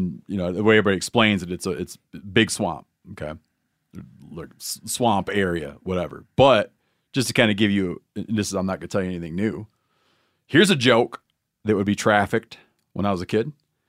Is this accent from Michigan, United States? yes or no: yes; Michigan, United States; Where I grew up in Muskegon County Michigan.